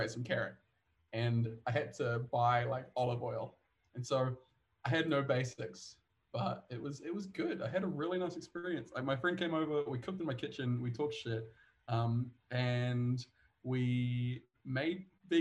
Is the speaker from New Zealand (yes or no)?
yes; New Zealand; now in Stockholm, Sweden; I am from New Zealand. I currently live in Stockholm.